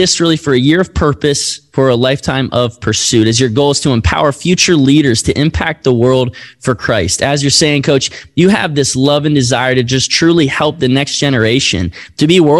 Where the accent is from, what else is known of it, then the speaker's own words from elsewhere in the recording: Lynchburg, Virginia, United States; my hometown of Lynchburg, Virginia